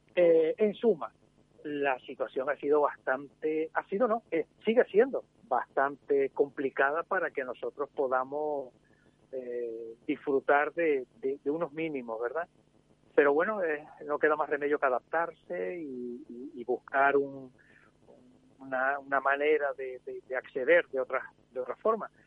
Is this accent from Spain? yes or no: yes; Spain; como español